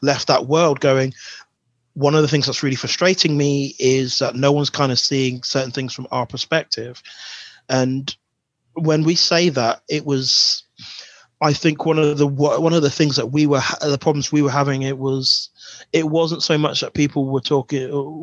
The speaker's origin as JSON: {"language": "English", "area": "Buckinghamshire", "region": "South East England", "country": "United Kingdom", "tie": "born or raised there", "said": "My parents are from St. Vincent, but I'm born in Buckinghamshire"}